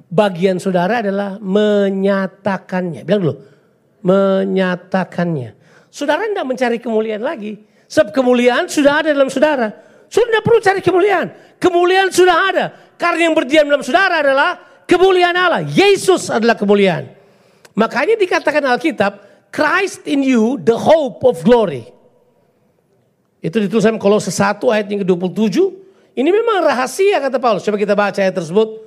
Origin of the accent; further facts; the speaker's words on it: Ambon, Maluku, Indonesia; Oke saya suka menyanyi, saya orang Ambon.